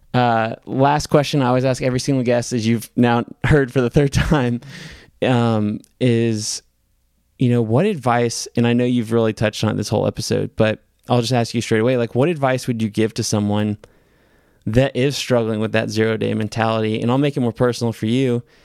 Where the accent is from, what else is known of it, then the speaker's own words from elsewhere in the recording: the South, United States; us growing up in the South